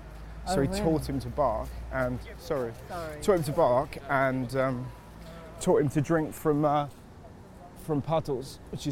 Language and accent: English; Bristol, South West England, United Kingdom; Like, I'm from Bristol, but we moved around.